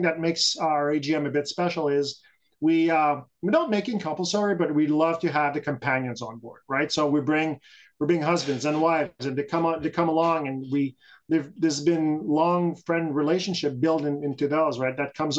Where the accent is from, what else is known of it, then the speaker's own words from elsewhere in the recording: Canada; So we're a Canadian group, yeah. And we like to focus on that. We're very proud Canadians throughout the country.